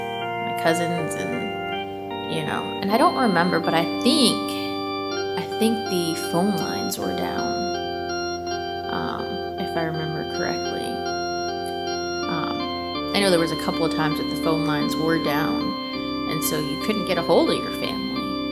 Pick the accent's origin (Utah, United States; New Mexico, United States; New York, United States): New York, United States; born there; I was born in New York, so whenever we went there, my dad would be like, oh, you know you're home if the Twin Towers are here